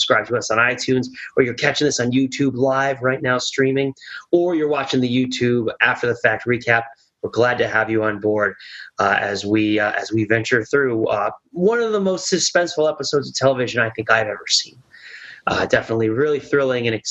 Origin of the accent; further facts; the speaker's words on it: New Jersey, United States; Born and raised in New Jersey